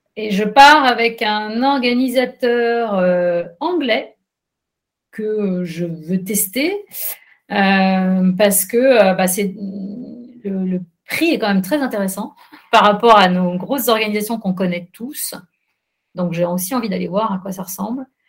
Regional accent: France; en tant que Française

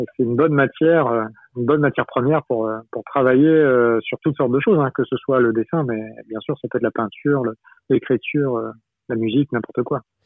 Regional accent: Brittany, France; moi je suis breton

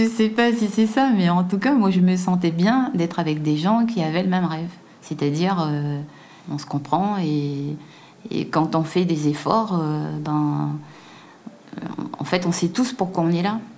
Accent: Guadeloupe; moved away; je suis noire et que je viens de Guadeloupe, quoi. Enfin, je viens d'un tout petit endroit

